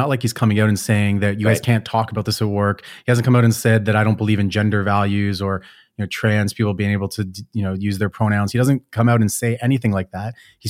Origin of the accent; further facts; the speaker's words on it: Canada; I came from Canada, which is typically like that.